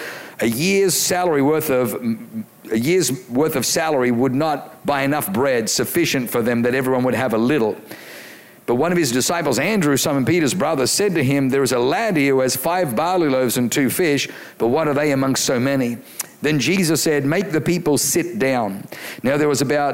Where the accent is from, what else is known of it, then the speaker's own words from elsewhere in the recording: Australia; I grew up in Australia